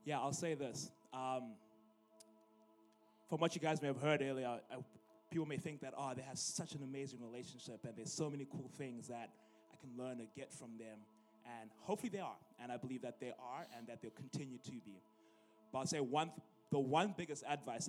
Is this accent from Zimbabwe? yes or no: yes; Zimbabwe; moved away as an adult; also born or lived in University of Illinois, United States; now in Illinois, United States; I'm originally from Zimbabwe, and I came here for college in 2013 at the age of 19.